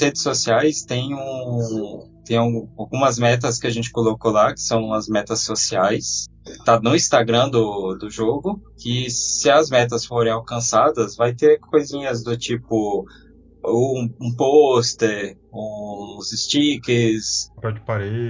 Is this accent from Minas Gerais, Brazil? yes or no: no; Brasília, Federal District, Brazil; Eu sou de Brasília